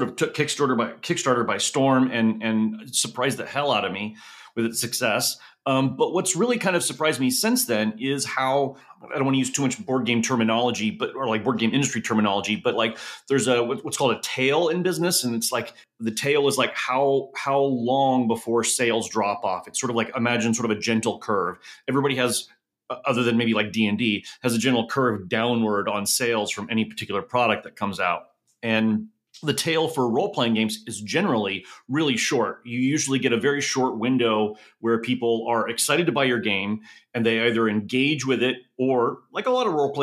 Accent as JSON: {"language": "English", "region": "Southern California", "country": "United States", "tie": "born or raised there", "also_born_or_lived": "Oklahoma", "said": "I grew up in Southern California and I heard coyote all the time."}